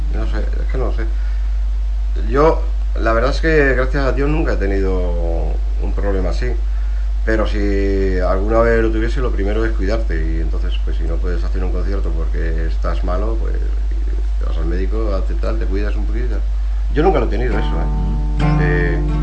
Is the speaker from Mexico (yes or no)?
no; Burgos, Castile and León, Spain; also born or lived in Pozo del Tío Raimundo, Madrid; soy de Burgos, pero si en vez de ser de Burgos, que estoy súper orgulloso de ser de Burgos